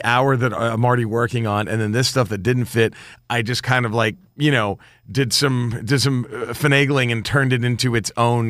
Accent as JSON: {"language": "English", "region": "Texas", "country": "United States", "said": "So I'm from Texas. I'm from the South and not deep South."}